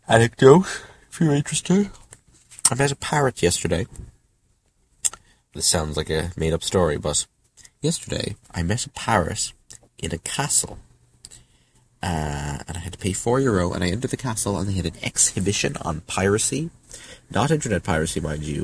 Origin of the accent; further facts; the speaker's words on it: Ireland; I'm from Ireland